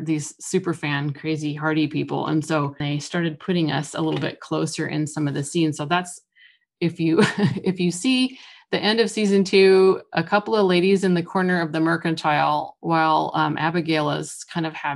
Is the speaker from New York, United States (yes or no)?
no; Oregon, United States; I grew up in Oregon, moved around quite a lot. We spent most of our time between the coast and the Willamette Valley